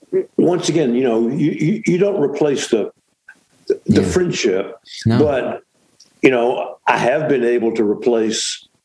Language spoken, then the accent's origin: English; Shreveport, Louisiana, United States; I'm from Shreveport, yeah.